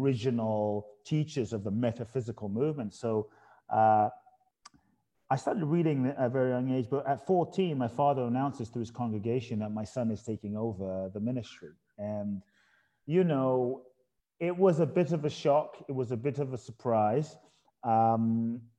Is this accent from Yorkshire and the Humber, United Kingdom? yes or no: no; London, United Kingdom; born or raised there; moved away; also born or lived in Ghana